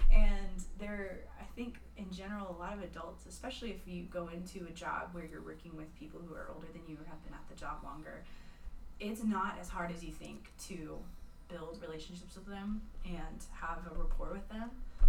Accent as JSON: {"language": "English", "town": "Plano", "region": "Texas", "country": "United States", "lives_now": "Abilene, United States", "said": "I'm in Abilene, thriving metropolis of Abilene. I came from Plano to Abilene for school, for college, and Hardin Simmons University."}